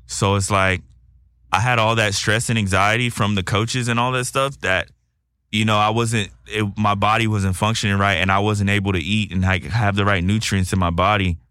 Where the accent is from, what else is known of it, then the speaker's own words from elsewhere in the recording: Texas, United States; now in Los Angeles, United States; I'm from Texas